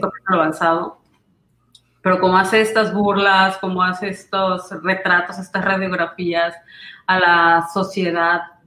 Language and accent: Spanish; Villahermosa, Tabasco, Mexico; me siento en, en Tabasco, en Villahermosa, donde yo crecí